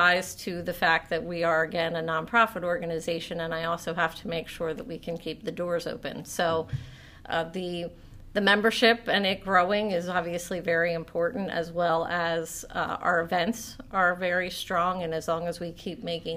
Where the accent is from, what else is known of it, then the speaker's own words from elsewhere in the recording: Pottstown, Pennsylvania, United States; also born or lived in Boyertown, Pennsylvania; I am actually from this area. I was born at Pottstown Memorial Medical Center. My family is from this area. My parents, grandparents, aunts, uncles, we've all graduated from the same high school.